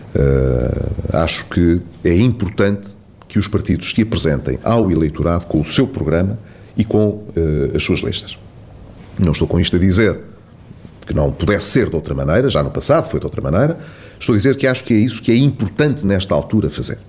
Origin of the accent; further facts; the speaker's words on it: Vila Real, Vila Real District, Portugal; Vila Real, que é justamente, como sabe, o distrito a que politicamente mais estou eh, ligado e, que é a minha terra.